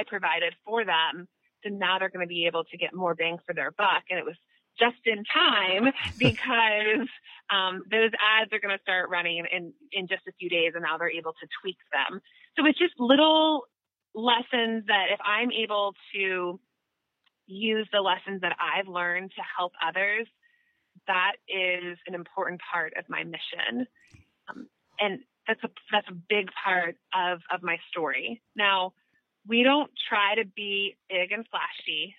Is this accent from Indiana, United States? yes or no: no; Tallahassee, Florida, United States; I was expelled from Lincoln High School here in Tallahassee. And I joined a dropout prevention program at Rickards High School